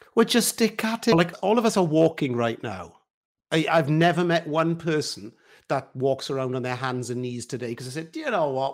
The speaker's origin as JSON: {"language": "English", "region": "Wales", "country": "United Kingdom", "said": "I'm a Welshman, so singing and all of that is a big part of, of our life"}